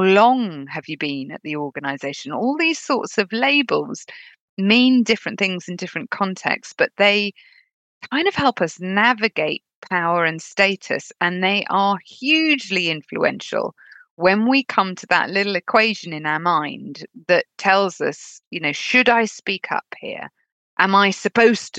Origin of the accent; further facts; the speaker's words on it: United Kingdom; accent: British; labeled me female and British